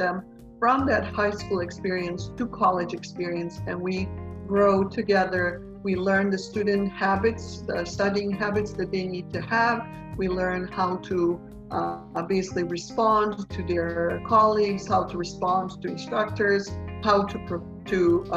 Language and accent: English; Bosnia & Herzegovina; moved away as an adult; also born or lived in Fresno, United States; now in United States; I am a native Bosnian, which means that I was born in Bosnia.